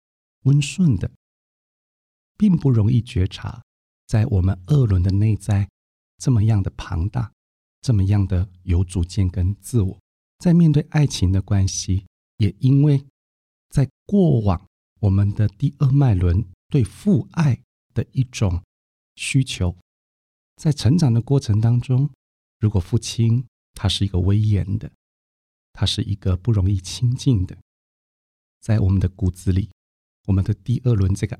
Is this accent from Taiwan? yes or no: yes; Taiwan; 因为他是一个中医师，他的医术不只是我们台湾人，连日本人都称赞。